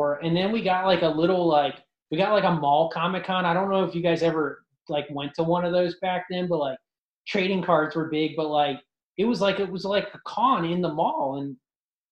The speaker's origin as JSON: {"language": "English", "area": "Ashtabula County", "region": "Northeast Ohio", "country": "United States", "tie": "born or raised there", "said": "I grew up in Northeast Ohio in Ashtabula County"}